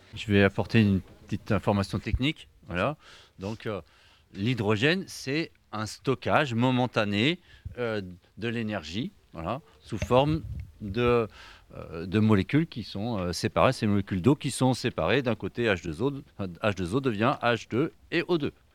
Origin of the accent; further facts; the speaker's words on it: Brittany, France; Je suis breton